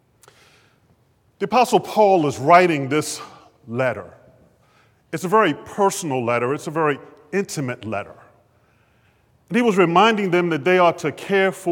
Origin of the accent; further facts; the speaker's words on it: Baltimore, Maryland, United States; as a 12, 13-year-old growing up in West Baltimore